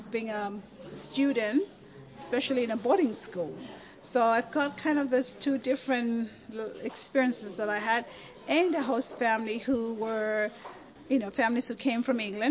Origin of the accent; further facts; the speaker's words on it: Pentecost Island, Penama, Vanuatu; first language Raga; English is a second language; also born or lived in Taranaki, New Zealand; now in United States; I'm from Pentecost Island